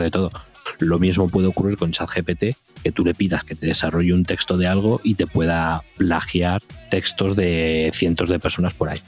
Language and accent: Spanish; Madrid, Community of Madrid, Spain; los que somos aquí de Madrid